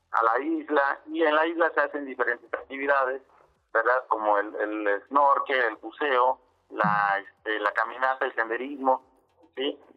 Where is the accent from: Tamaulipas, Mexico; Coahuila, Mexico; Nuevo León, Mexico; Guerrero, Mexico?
Guerrero, Mexico; Acapulco; yo nací en Acapulco Sí, soy, soy acapulqueño de nacimiento.